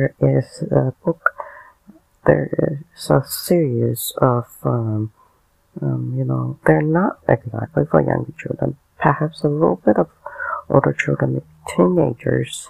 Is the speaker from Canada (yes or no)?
yes; Canada; I'm Canadian